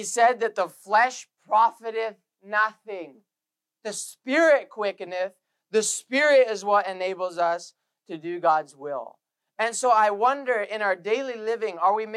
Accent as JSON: {"language": "English", "country": "Canada", "said": "we're Canadian"}